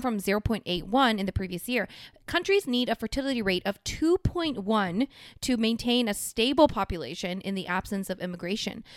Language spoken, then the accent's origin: English; South Korea; moved away; my home country